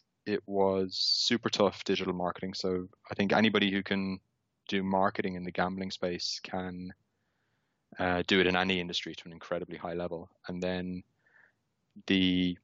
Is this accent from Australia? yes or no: no; Ireland; Obviously, I'm Irish, living in Dublin